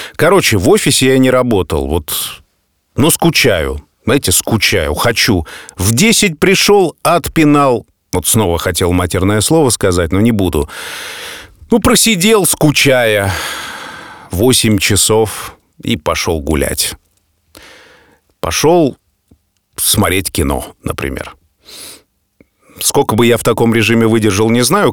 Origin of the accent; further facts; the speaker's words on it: Saint Petersburg, Russia; нахожусь дома, нахожусь в родном городе